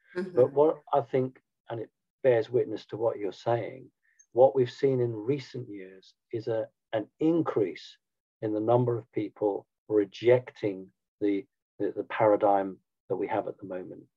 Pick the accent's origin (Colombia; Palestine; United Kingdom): United Kingdom; I'm a Brit